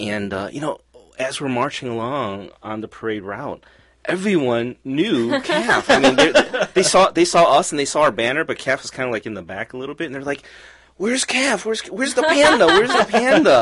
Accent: Cleveland, Ohio, United States; also born or lived in Kowloon, Hong Kong; I came to the United States when I was 3. And when I immigrated over, it was we started living in Cleveland since then

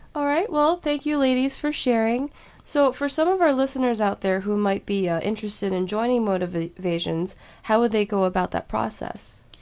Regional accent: Cleveland, Ohio, United States; I was from Cleveland and we have Lake Erie right here.

